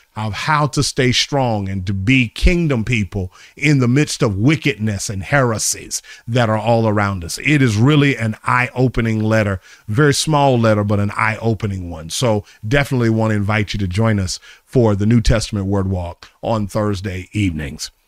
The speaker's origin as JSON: {"language": "English", "town": "Charlotte", "region": "North Carolina", "country": "United States", "tie": "born or raised there", "moved": "yes", "said": "my hometown, I am coming to Charlotte this week"}